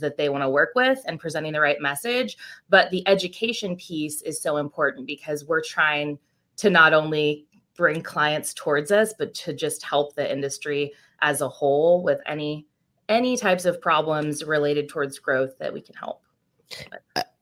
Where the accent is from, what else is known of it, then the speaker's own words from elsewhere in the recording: Chico, California, United States; moved away as an adult; now in Bay Area, United States; I'm originally from Chico up in Northern California